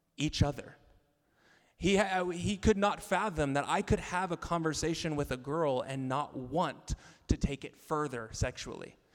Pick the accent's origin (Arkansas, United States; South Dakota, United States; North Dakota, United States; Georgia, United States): Arkansas, United States; moved away; I'm from Arkansas